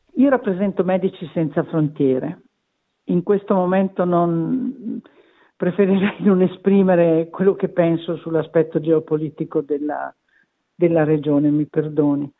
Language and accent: Italian; Verona, Veneto, Italy; io sono di Verona